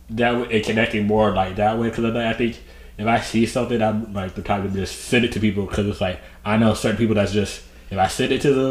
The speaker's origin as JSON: {"language": "English", "region": "Virginia", "country": "United States", "tie": "born there", "also_born_or_lived": "North Carolina / Ohio", "said": "I'm born in Virginia."}